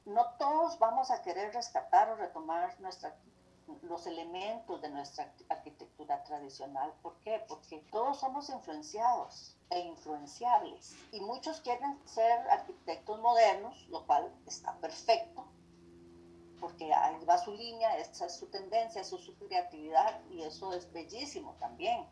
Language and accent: Spanish; Costa Rica; como arquitectos costarricenses